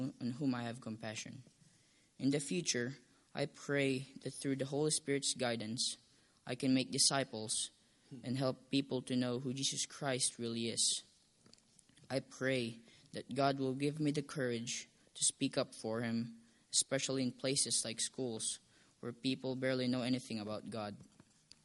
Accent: Philippines; English is a second language; moved away; born in Philippines in a Catholic home

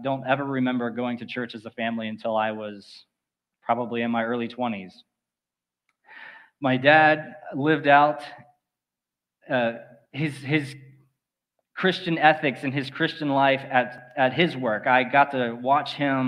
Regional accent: Four Towns area, Florida, United States; I was born and raised here in the Four Towns area

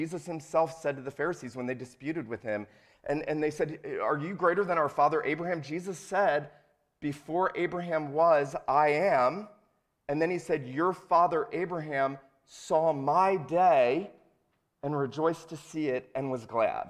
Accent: St. Simons Island, Georgia, United States; also born or lived in Asheville; I grew up on St. Simon's Island, Georgia, lived in Asheville, North Carolina.

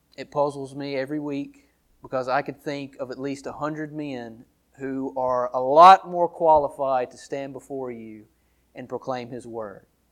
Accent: Downsville, Louisiana, United States; also born or lived in Monroe, Louisiana; I was born in Monroe, Louisi-, Louisiana, raised in Downsville, Louisiana

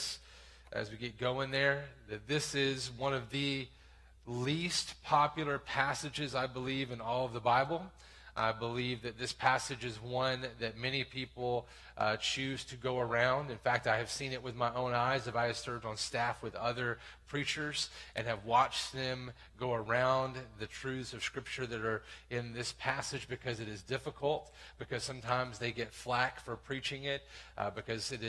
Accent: the South, United States; I grew up in church in the South in this very town

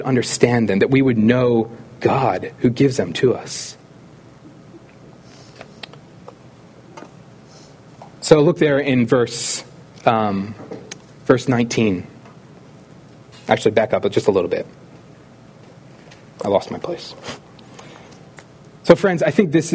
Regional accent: Philadelphia, Pennsylvania, United States; I grew up in the Philly area

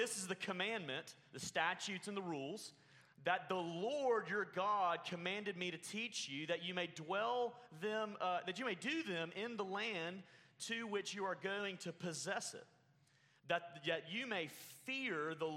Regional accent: Alabama, United States; now in Oklahoma, United States; Growing up in Alabama, if you can't tell by this amazing accent, growing up in Alabama

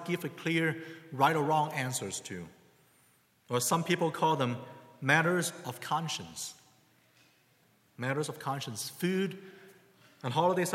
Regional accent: China; now in United States; I had a Chinese name growing up in China

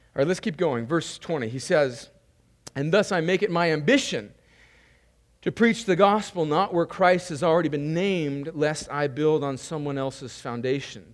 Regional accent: California, United States; moved away; which is where I'm from, my home state of California

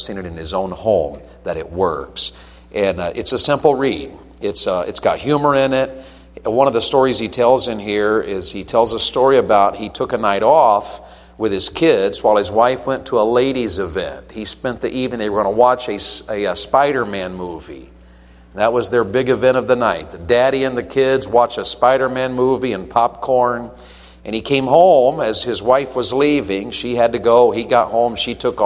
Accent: Tennessee, United States; I'm from Tennessee

